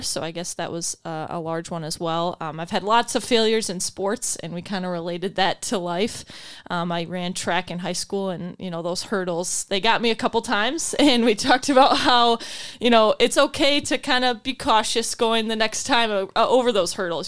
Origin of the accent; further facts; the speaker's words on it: Grand Rapids, Michigan, United States; I am from Grand Rapids. I went to Catholic Central